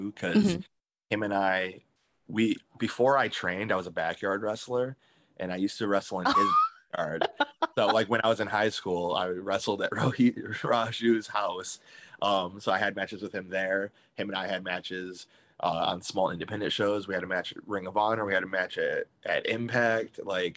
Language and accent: English; Michigan, United States; moved away as an adult; I'm from Michigan. I'm about 2 hours away from Detroit